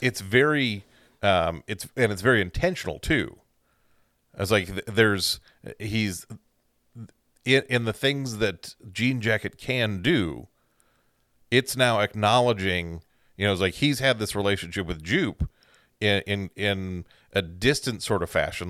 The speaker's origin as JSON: {"language": "English", "region": "Central Time Zone", "country": "United States", "tie": "born or raised there", "said": "Growing up in the Central Time Zone"}